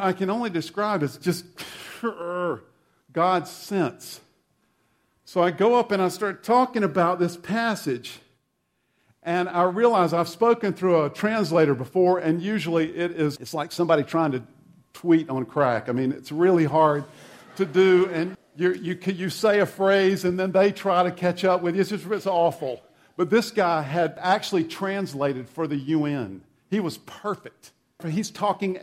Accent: South Carolina, United States; the church I grew up in South Carolina

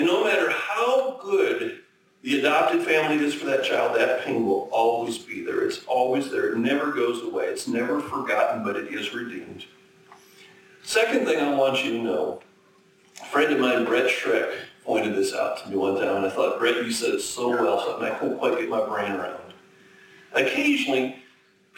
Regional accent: Minnesota, United States; also born or lived in abroad / Chicago; now in North Dakota, United States; I grew up in Minnesota, spent 20 years abroad, 19 I guess

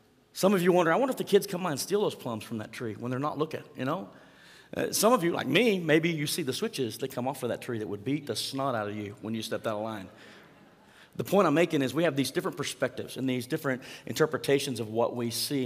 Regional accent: Mangum, Oklahoma, United States; growing up in Mangum, Oklahoma, 215 East Franklin Street, to be exact.

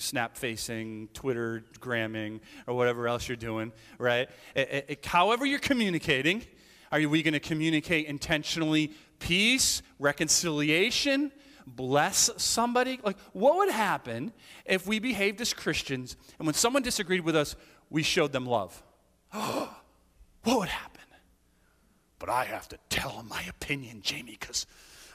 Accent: the Berkshires, Massachusetts, United States; now in Northbridge, United States; I grew up in the Berkshires

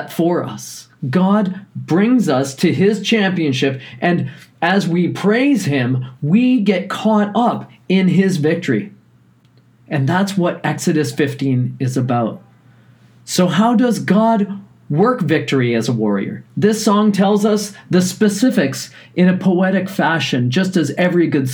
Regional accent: Newfoundland and Labrador, Canada; growing up in Newfoundland

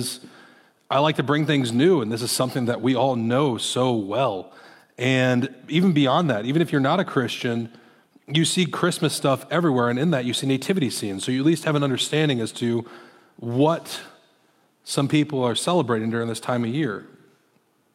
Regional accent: Iowa, United States; moved away; I'm from Iowa originally

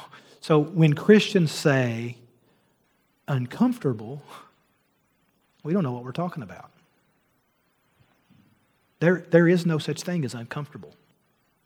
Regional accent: Argillite, Kentucky, United States; moved away; I'm from Argolite, Kentucky

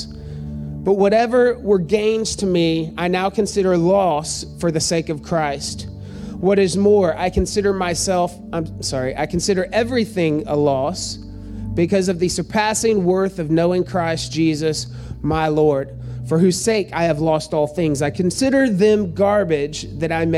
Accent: United States; born in the United States of America

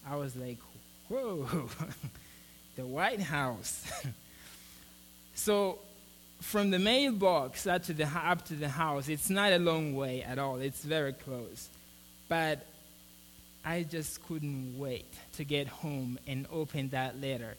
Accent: Mozambique; now in United States; I'm from Mozambique

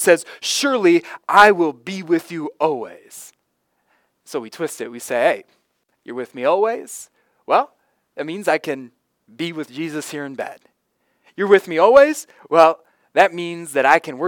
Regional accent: Florida, United States; a little boy growing up in Florida

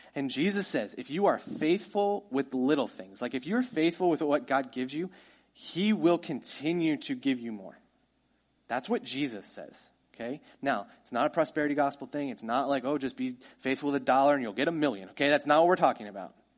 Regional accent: United States; we're American

